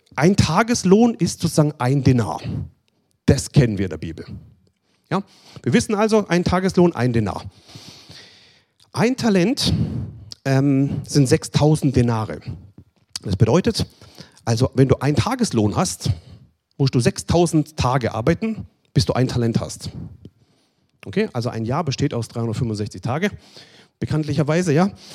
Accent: Germany; Bei uns in Deutschland

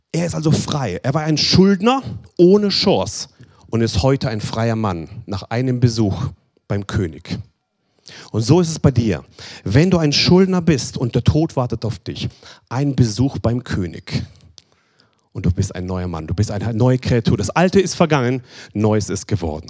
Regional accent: Germany; Bei uns in Deutschland

